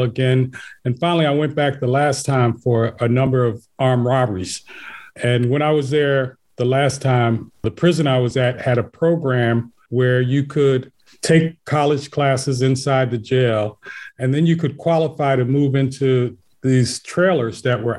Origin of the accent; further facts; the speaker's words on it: Philadelphia, Pennsylvania, United States; born and raised in West Philly.